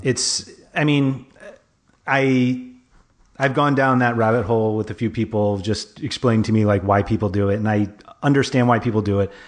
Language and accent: English; New York, United States; moved away; growing up in New York, like, I have friends who are Giants